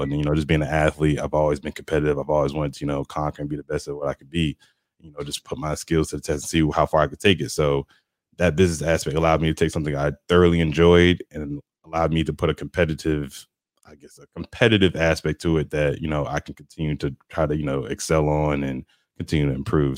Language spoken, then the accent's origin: English; New Jersey, United States; moved away as an adult; also born or lived in Rome, Georgia; now in Atlanta, United States; I'm originally from the city. I'm from New Jersey, so I'm used to the hustle and bustle of everything